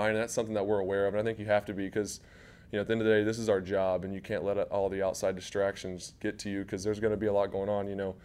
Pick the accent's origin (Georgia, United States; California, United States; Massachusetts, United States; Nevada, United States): Georgia, United States; moved away as an adult; now in Jacksonville, United States; growing up in Georgia